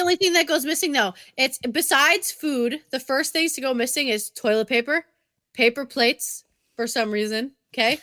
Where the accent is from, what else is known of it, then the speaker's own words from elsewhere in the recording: Massachusetts, United States; now in Connecticut, United States; I'm also from Massachusetts